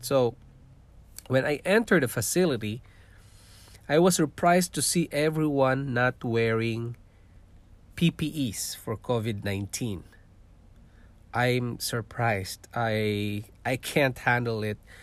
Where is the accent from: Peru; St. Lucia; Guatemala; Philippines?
Philippines; born or raised there; moved away as an adult; also born or lived in Singapore; now in Canada